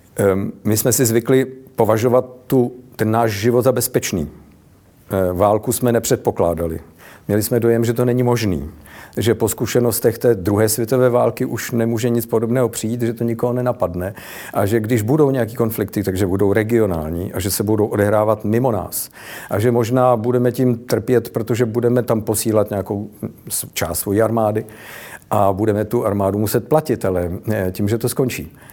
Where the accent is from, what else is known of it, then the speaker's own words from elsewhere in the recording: Prague, Czechia; u nás v Praze